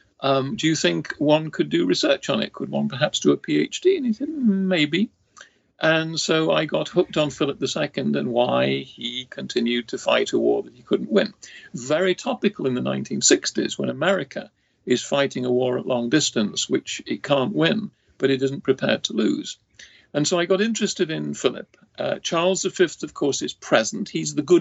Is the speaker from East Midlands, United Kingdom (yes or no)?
yes; Nottingham, East Midlands, United Kingdom; moved away as an adult; also born or lived in Cambridge / St Andrews; now in Ohio, United States; I was born in Nottingham, England in 1943